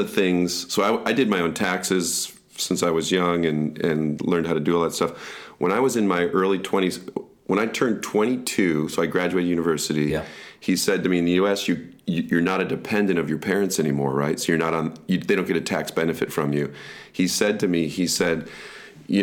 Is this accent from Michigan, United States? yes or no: yes; Michigan, United States; moved away; also born or lived in Southern California; where I grew up in Michigan, there's a lot of blueberry farms